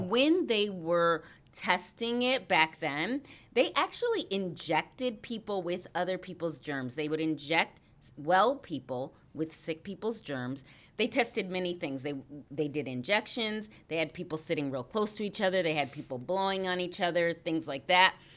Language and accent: English; Harvey, Illinois, United States; also born or lived in Saint Peter, Minnesota; I was born in Saint Peter, Minnesota, but I grew up, uh, in Harvey, Illinois